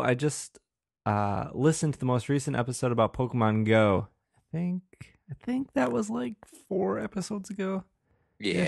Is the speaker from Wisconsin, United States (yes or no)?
yes; Wisconsin, United States; accent: Wisconsin; I just have a very, uh, monotone, uh, Wisconsin voice